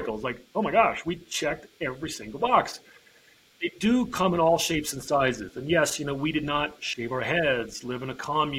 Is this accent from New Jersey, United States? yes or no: yes; New Jersey, United States; now in Montana, United States; I live in Montana. I was born and raised on the East Coast in New Jersey